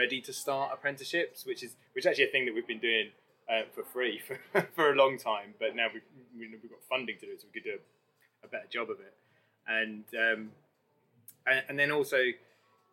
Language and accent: English; London, United Kingdom; moved away as an adult; now in Leeds, United Kingdom; I'm from London, I thought I'd die there